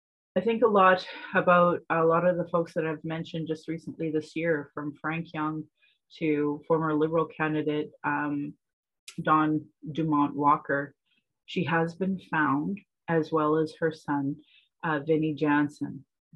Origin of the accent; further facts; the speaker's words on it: Calgary, Alberta, Canada; I was born in Calgary, or in Blackfoot Mokinstis … an English name which has afforded me privilege in an English colonial world. My mother is Northern Slavey Dene, or Satu Dene